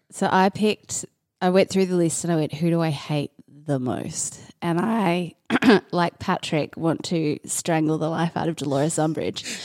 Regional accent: Australia; being an Australian

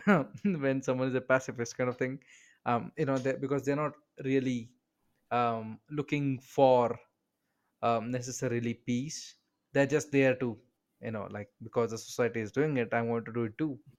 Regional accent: India; I'm from India

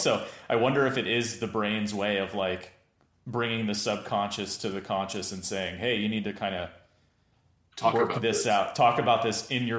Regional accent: East Coast, United States; I grew up on the East Coast in a Jewish family, like not religiously Jewish, but culturally Jewish.

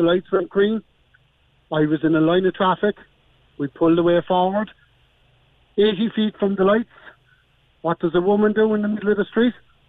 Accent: Cork, Munster, Ireland; My parents are from up County Clare. I was born and raised in Cork.

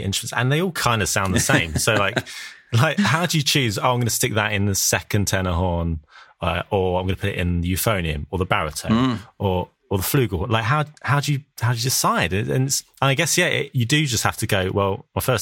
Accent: Essex, East of England, United Kingdom; I'm from Essex

